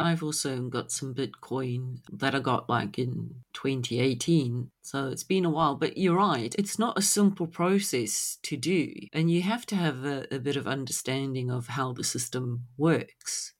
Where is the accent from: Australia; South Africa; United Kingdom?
South Africa; growing up in South Africa